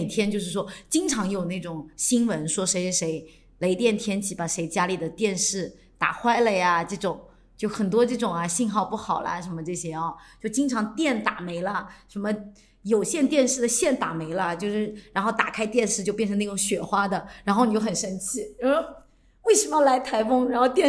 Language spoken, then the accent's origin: Chinese; coastal southern China, China; 我们可是沿海长大的，